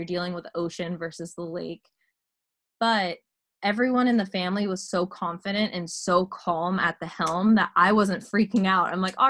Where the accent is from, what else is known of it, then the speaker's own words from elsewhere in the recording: Santa Cruz, California, United States; I grew up in Santa Cruz, California. Not Santa Cruz Island, but Santa Cruz and Monterey Bay.